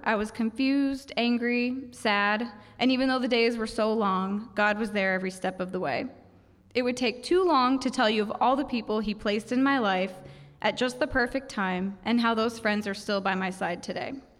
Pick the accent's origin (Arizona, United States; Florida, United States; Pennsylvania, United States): Florida, United States; Ocala; moved away as an adult; also born or lived in Saint Kitts; I'm from Ocala, and when I was twenty-four, I married my high school sweetheart, someone I'd known since I was fifteen